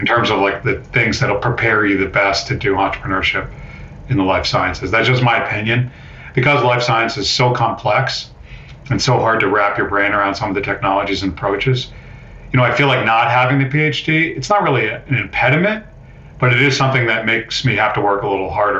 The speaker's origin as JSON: {"language": "English", "town": "Amherst", "region": "Massachusetts", "country": "United States", "tie": "born or raised there", "said": "I grew up in Amherst, Mass."}